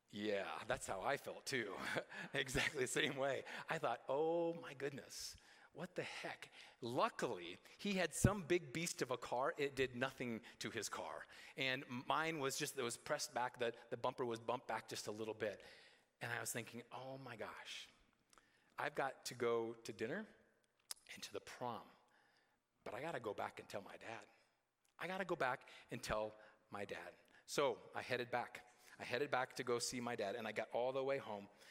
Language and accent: English; Roland, Iowa, United States; from Roland, my, my hometown, to Story City, where our high school was